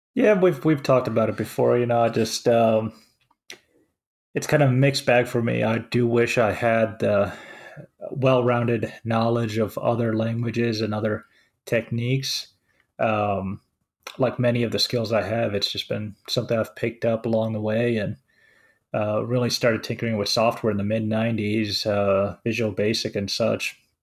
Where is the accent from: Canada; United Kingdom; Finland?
Finland; now in United States; I'm from Finland.